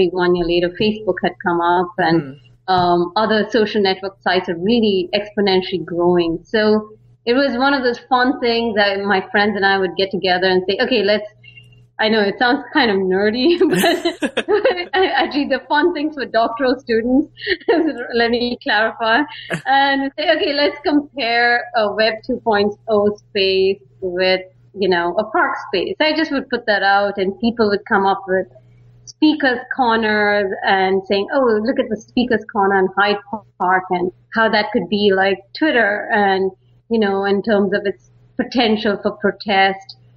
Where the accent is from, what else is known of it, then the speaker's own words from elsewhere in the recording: Bangalore, Karnataka, India; moved away as an adult; also born or lived in San Francisco, United States; now in Netherlands; I'm from India. I mean, particularly Bangalore. A lot of people know it as the Silicon Valley of India. And so I grew up there